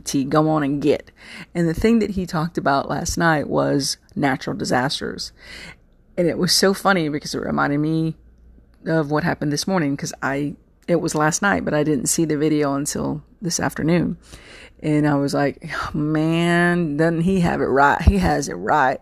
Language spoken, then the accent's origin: English; Texas, United States; accent: Southern; I'm a Texan